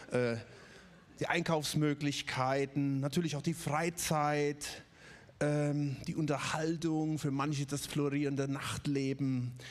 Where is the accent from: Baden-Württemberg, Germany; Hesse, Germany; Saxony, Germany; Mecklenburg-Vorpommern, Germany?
Baden-Württemberg, Germany; Ludwigsburg; Ich komme auch nicht aus Stuttgart, ich komme aus Ludwigsburg und trotzdem fühle ich mich als Stuttgarter.